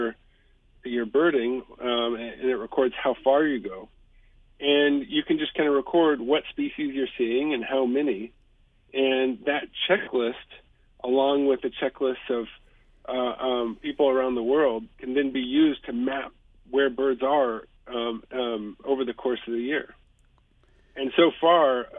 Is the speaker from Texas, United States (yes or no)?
yes; Houston, Texas, United States; when I grew up in Houston